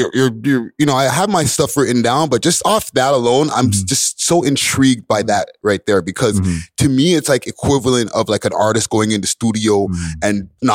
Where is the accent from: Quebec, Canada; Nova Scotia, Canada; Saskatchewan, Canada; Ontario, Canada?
Quebec, Canada; Montreal; where I grew up in Montreal